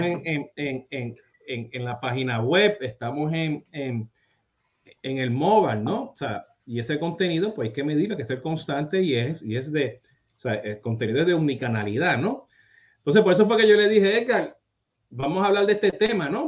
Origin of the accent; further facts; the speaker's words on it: Puerto Rico; moved away; cuando ya salí de Puerto Rico